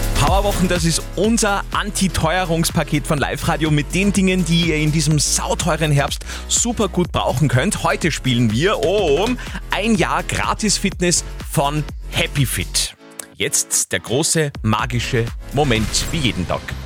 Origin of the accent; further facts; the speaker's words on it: Upper Austria, Austria; bei uns in Oberösterreich